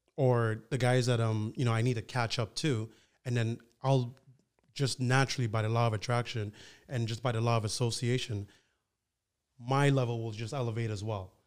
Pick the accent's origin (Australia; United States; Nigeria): Nigeria; also born or lived in Ottawa, Canada; now in Toronto, Canada; I was born in Nigeria